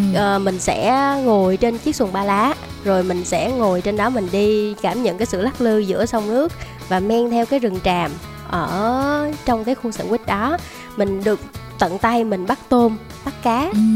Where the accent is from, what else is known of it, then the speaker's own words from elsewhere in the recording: Đồng Tháp, Vietnam; em đến từ Đồng Tháp